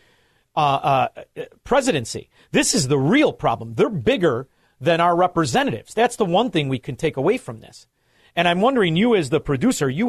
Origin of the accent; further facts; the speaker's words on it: Illinois, United States; I'm from Illinois